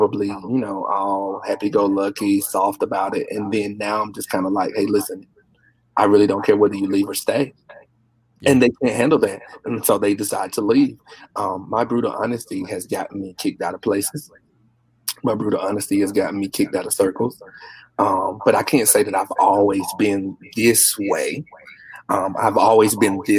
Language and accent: English; Warsaw, North Carolina, United States; born and raised in North Carolina? Small town, right. Warsaw